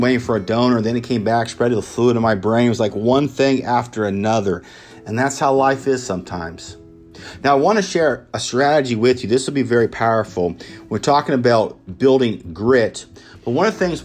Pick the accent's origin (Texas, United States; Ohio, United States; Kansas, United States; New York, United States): Kansas, United States; Emporia; my hometown in Emporia, Kansas